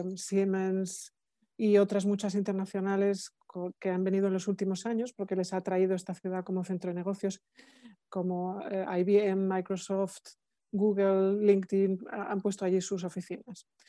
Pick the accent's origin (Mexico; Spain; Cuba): Spain; now in Germany; soy la vicerectora de la universidad, soy española